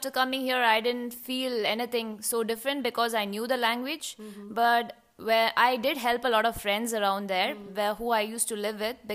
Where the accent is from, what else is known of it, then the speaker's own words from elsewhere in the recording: United Arab Emirates; now in Germany; Uh, so I am an Indian and um, but I've been brought up in UAE, so my parents live over there